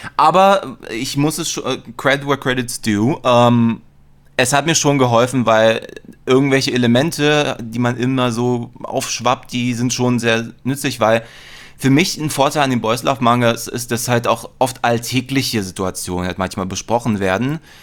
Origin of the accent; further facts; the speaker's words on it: Berlin, Germany; bin auch in Mitte aufgewachsen